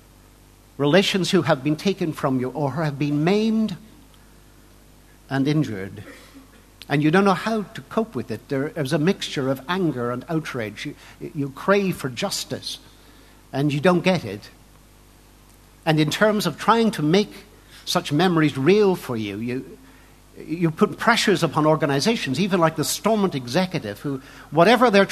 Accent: Lambeg, Northern Ireland, United Kingdom; I come from Lambeg. I was often, say, born in the sound of Lambeg drums

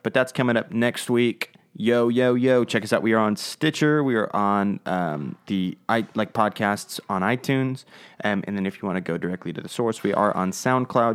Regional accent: United States; we're American and not English

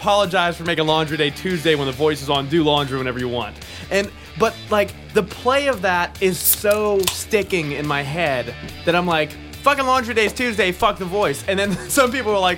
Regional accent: Pittsburgh, Pennsylvania, United States; we're from Pittsburgh

